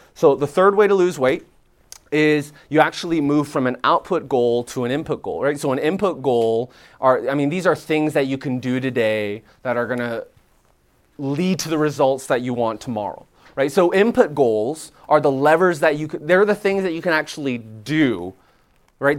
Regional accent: Canada; moved away as an adult; now in Nashville, United States; I'm Canadian

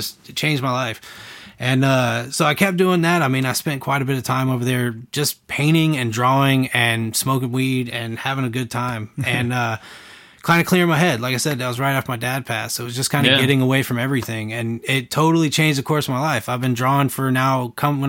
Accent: Atlanta, Georgia, United States; now in Huntsville, United States; I'm from Atlanta

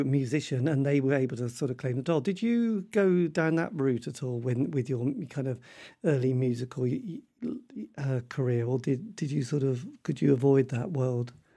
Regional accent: Norwich, East of England, United Kingdom; I come from Norwich. It's not a great place for music.

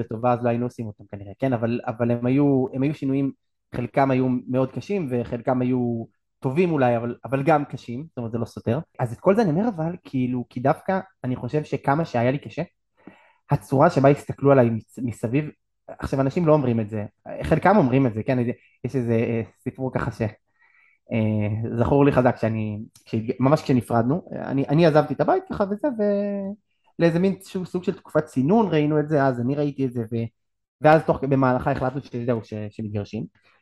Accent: Hoshaya, Northern District, Israel; גדלתי במשפחה דתית לאומית בצפון, ביישוב הושעיה

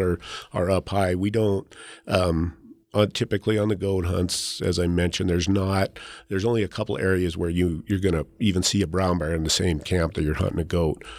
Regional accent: Leadville, Colorado, United States; I grew up in Leadville, so, you know, the town sits at ten thousand feet

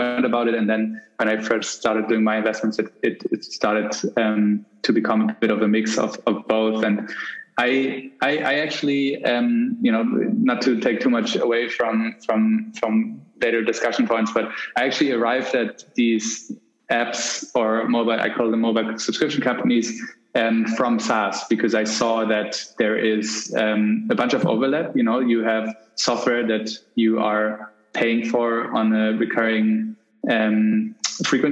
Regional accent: Germany; I grew up in Germany

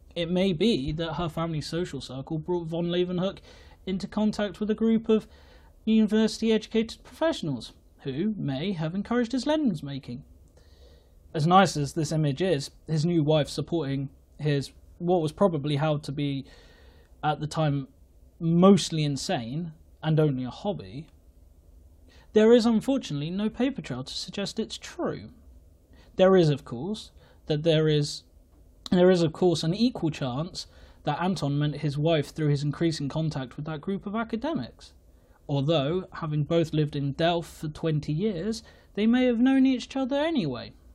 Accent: England, United Kingdom; I am English

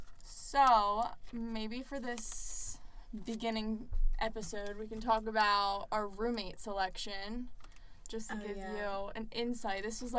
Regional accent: Maryland, United States; moved away as an adult; now in South Florida, United States; I'm from Maryland.

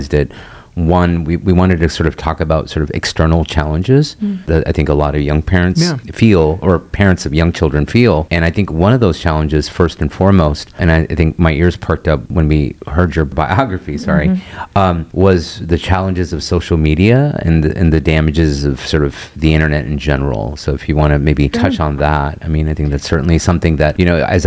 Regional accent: United States; I'm American

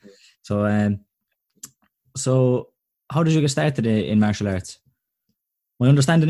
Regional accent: Sixmilebridge, Munster, Ireland; I'm a Clare man here myself as well.

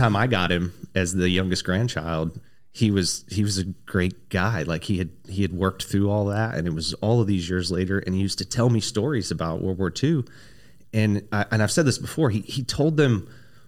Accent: Dover, Delaware, United States; moved away as an adult; I was born and raised in Dover, Delaware

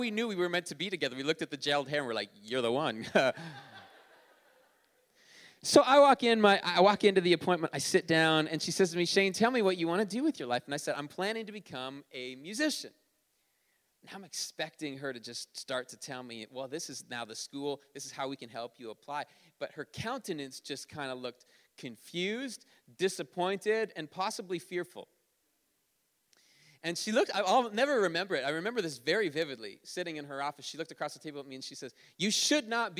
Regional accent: Ontario, Canada; moved away; I grew up in Ontario

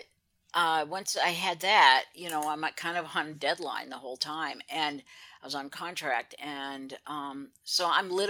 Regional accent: Anchorage, Alaska, United States; born or raised there; also born or lived in Juneau

